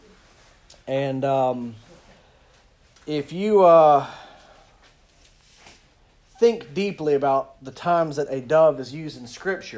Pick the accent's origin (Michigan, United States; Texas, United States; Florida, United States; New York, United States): Florida, United States; DeFuniak Springs; I'm from Defuniak, so maybe we were just a little behind y'all, but we still had flannel graphs when I was a kid